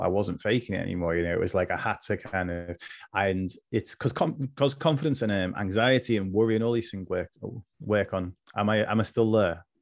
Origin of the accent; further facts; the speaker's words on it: Liverpool, North West England, United Kingdom; now in West Lancashire, United Kingdom; I'm originally from Liverpool, which people might be able to tell from my accent, but I'm I'm in West Lancs now